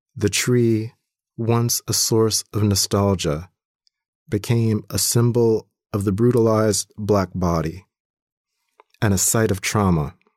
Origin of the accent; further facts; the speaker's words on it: Compton, California, United States; also born or lived in Atlanta, Georgia; now in Wisconsin, United States; When I was growing up in Compton